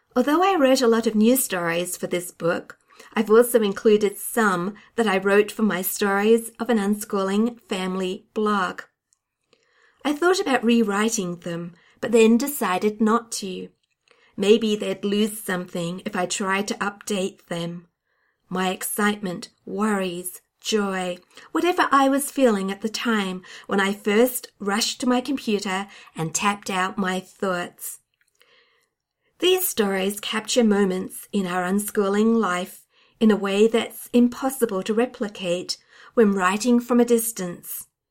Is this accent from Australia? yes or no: yes; Australia; I'm an Australian unschooling blogger, YouTuber, and podcaster